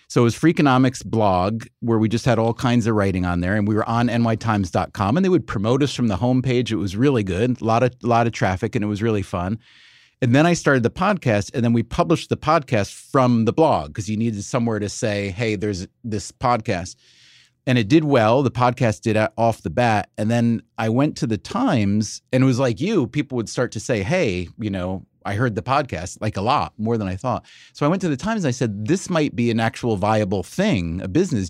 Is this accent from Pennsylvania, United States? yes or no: no; New York, United States; we're from New York